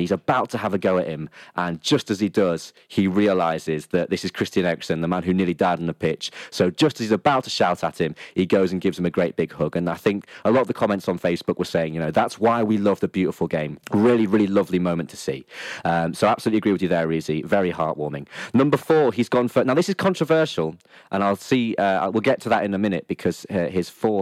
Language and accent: English; Lincoln, East Midlands, United Kingdom; my hometown side, Lincoln City